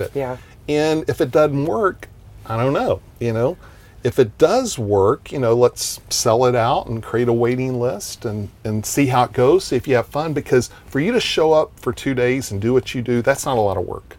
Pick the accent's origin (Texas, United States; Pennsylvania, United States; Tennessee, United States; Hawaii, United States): Texas, United States; I'm from Texas